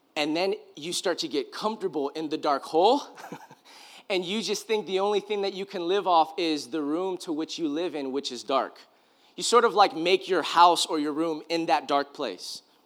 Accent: California, United States; I grew up in California

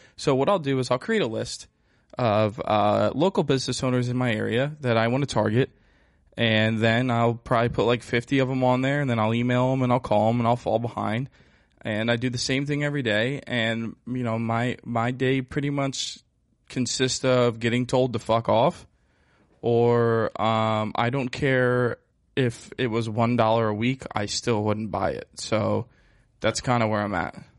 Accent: Pennsylvania, United States; also born or lived in South Carolina; I'm from Pennsylvania

